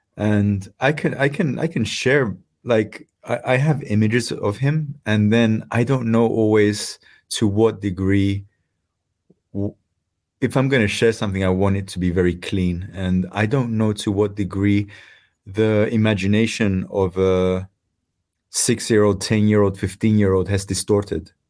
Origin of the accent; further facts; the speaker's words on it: Cyprus; moved away; I come from Cyprus